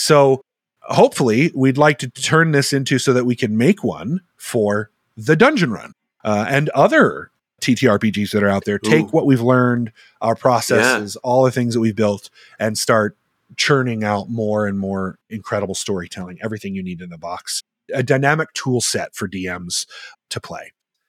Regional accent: Germany; I grew up in Germany because I grew up in a military family.

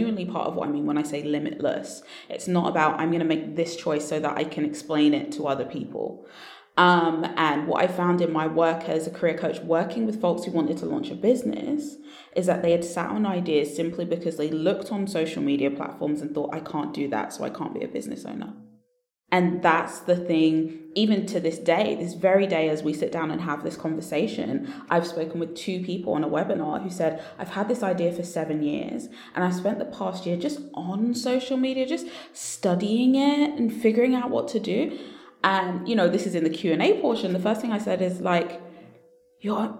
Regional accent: London, United Kingdom; You've guessed the accent right. Yes, I am from London.

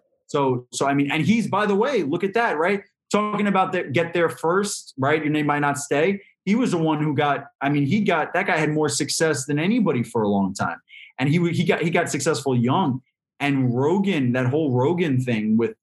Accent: New York City, New York, United States; as a New Yorker, I grew up in New York. I've been here my whole life

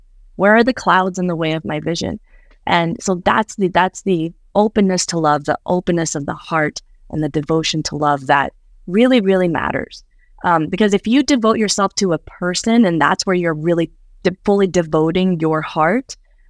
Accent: Midwest, United States; I grew up in the Midwest in the Southern Baptist Church.

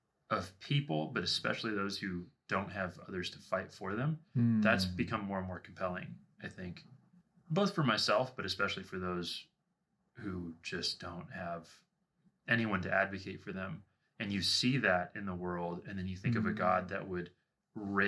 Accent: Washington, United States; now in Southern California, United States; I'm from Washington State.

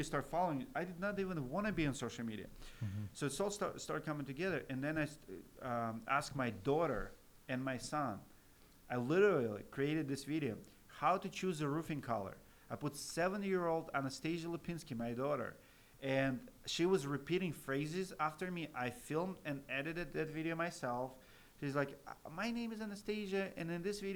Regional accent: Siberia, Russia; English is a second language; moved away as an adult; now in United States; I'm Russian American

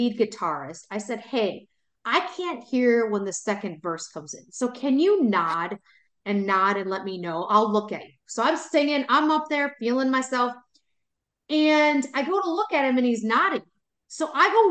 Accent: Wisconsin, United States; I'm born and raised in Wisconsin

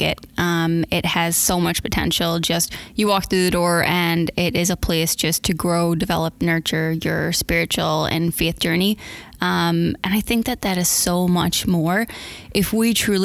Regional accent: Northern Ireland, United Kingdom; moved away as an adult; originally I'm from Northern Ireland, and I came out here for the first time about 11 years ago. I'm from a big Irish family. I've got four sisters and a brother, and I have a sister here and a brother here, and the rest of them are all still in Ireland. Grew up on a dairy farm

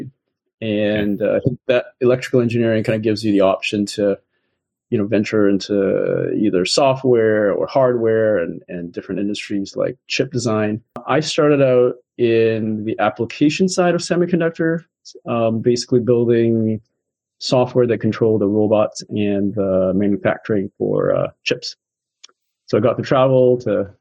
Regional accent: Vancouver, British Columbia, Canada; I grew up in Vancouver, BC, Canada

